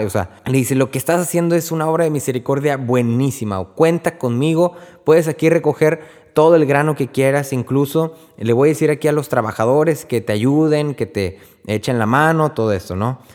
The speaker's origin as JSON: {"language": "Spanish", "region": "Texas", "country": "United States", "said": "yo soy de Texas"}